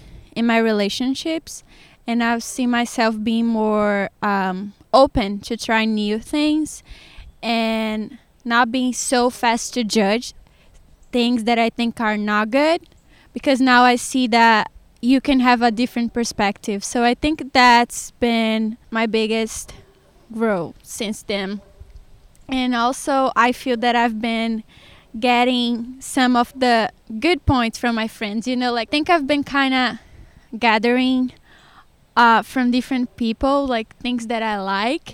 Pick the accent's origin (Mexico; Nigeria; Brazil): Brazil; Sergipe; English is a second language; moved away as an adult; now in Georgia, United States; I'm from the smallest state in Brazil, which it is Sergipe.